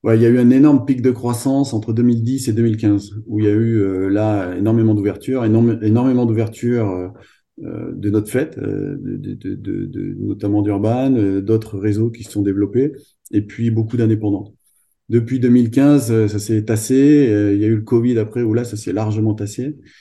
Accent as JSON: {"language": "French", "town": "Clermont-Ferrand", "region": "Auvergne-Rhône-Alpes", "country": "France", "tie": "born or raised there", "said": "Moi, je suis originaire de Clermont-Ferrand, d'Auvergne"}